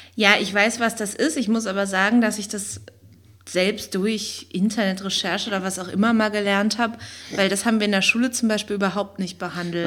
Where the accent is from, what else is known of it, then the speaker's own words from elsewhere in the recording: East Germany, Germany; also born or lived in West Berlin; now in Berlin, Germany; bin ich ja aus dem Osten